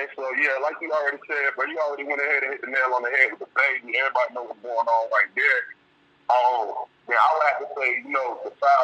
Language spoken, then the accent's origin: English; Durham, North Carolina, United States; now in Charlotte, United States; I'm currently in Charlotte, North Carolina, but I'm from Durham, though.